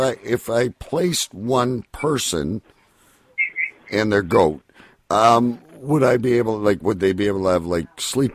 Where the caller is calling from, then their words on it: California, United States; Yes, I am calling from California.